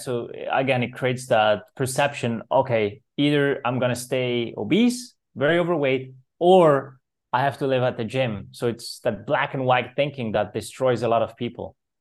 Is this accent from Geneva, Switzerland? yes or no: no; Zurich, Switzerland; I was born in Switzerland, so I grew up in Zurich, beautiful Swiss city